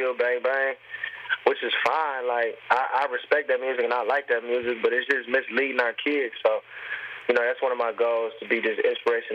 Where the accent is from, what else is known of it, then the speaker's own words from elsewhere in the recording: Detroit, Michigan, United States; I'm from Detroit